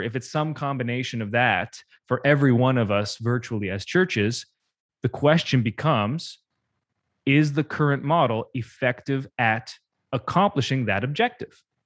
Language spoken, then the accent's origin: English; Canada; I'm Canadian